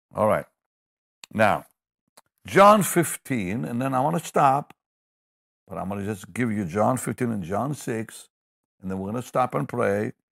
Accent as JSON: {"language": "English", "country": "Israel", "tie": "born or raised there", "moved": "yes", "said": "I grew up in Israel"}